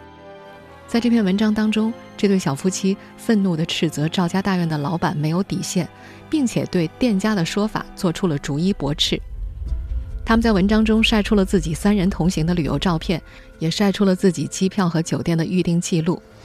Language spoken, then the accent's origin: Chinese; southern China, China; 作为一个南方人